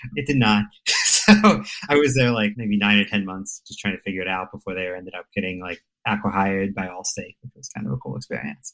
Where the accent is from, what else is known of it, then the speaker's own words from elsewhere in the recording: United States; also born or lived in suburb near Baltimore; I grew up in a farmland close to the Pennsylvania Maryland border